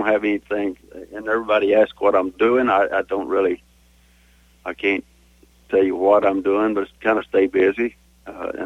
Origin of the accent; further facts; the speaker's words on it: Benjamin, Guthrie area, King County, Texas, United States; also born or lived in Lubbock, Texas; now in Weatherford, United States; Around the Benjamin Guthrie area, King County, and big ranch country